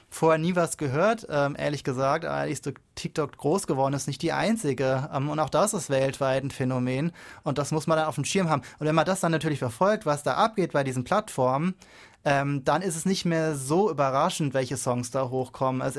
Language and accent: German; Germany; das ist klar, ist ein bisschen lustig, sie jetzt hier so als Deutscher sich anzuhören